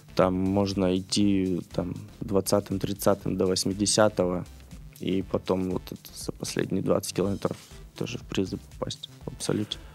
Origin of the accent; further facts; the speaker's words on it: Khabarovsk, Khabarovsk Krai, Russia; moved away as an adult; Я родился, вырос в Хабаровске